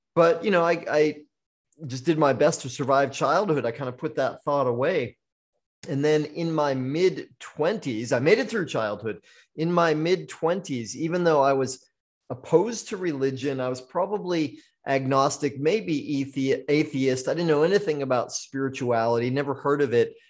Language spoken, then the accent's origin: English; Maine, United States; now in Maui, United States; I was born in Maine, so I am a full-blooded maniac.